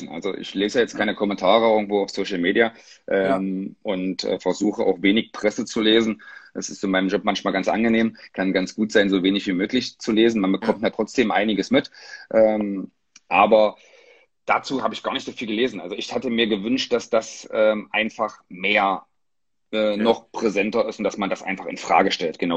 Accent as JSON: {"language": "German", "town": "Magdeburg", "region": "Saxony-Anhalt", "country": "Germany", "said": "ich wusste, dass mein Lebensmittelpunkt äh, bitte in meiner Heimat, in Magdeburg bleiben möchte äh, wo meine Töchter geboren sind"}